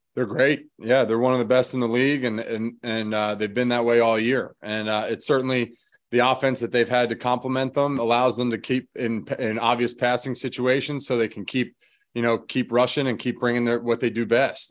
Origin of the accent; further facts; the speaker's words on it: Philadelphia, Pennsylvania, United States; moved away as an adult; being from Philadelphia